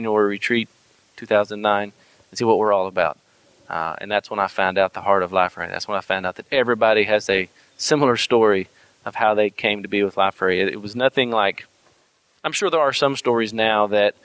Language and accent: English; United States; accent: Texan and Arkansas; also born or lived in Texas / Arkansas; my Texan and my Arkansas accent